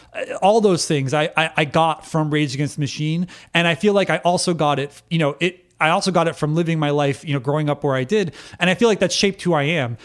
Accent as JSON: {"language": "English", "region": "Connecticut", "country": "United States", "tie": "born or raised there", "said": "I was raised in Connecticut"}